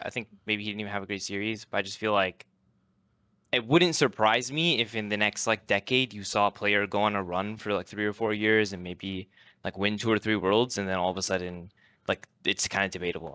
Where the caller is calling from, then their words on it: Seattle, Washington, United States; Calling from Seattle, Washington.